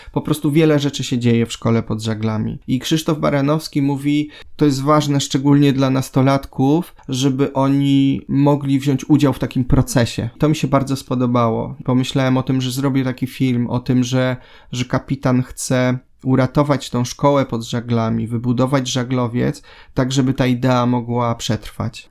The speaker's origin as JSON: {"language": "Polish", "area": "Silesia and Zagłębie", "region": "Silesian Voivodeship", "country": "Poland", "tie": "born or raised there", "moved": "as an adult", "lives_now": "Gdynia, Poland", "said": "przyjechałem ze Śląska i z Zagłębia, tym co mnie tam wychowało"}